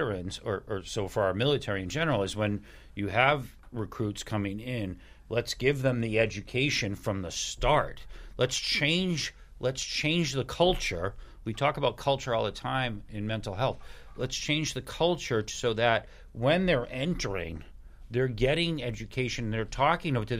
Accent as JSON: {"language": "English", "town": "Hingham", "region": "Massachusetts", "country": "United States", "tie": "born or raised there", "said": "I graduated high school with Keith. I'm from Hingham"}